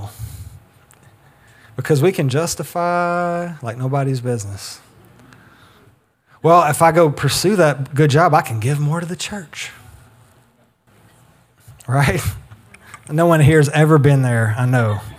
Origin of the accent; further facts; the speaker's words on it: the South, United States; we grew up in the South